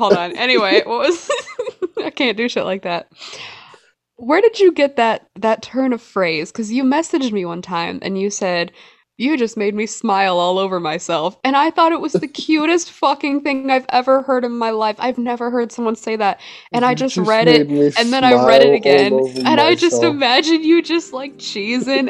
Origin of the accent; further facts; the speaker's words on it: the South, United States; I'm from the South